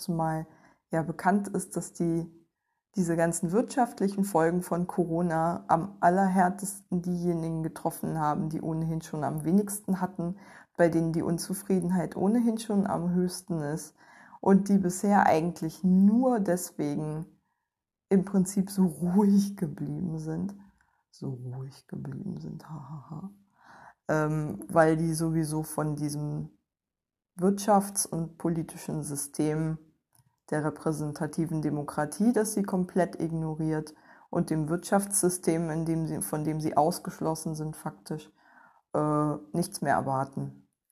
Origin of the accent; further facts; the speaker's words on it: East Germany, Germany; Ich bin Ostdeutsche und nach der Wende sozialisiert worden